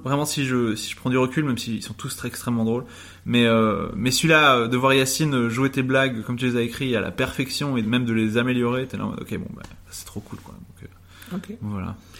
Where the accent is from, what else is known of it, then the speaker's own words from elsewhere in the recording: Uccle, Brussels-Capital Region, Belgium; je suis né du coup à Uccle, 1180